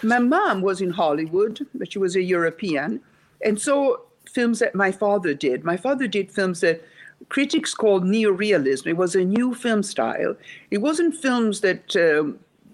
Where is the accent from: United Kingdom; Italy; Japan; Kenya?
Italy; Rome, Lazio; English is a second language; moved away as an adult; also born or lived in Sweden; I was born in Rome, Italy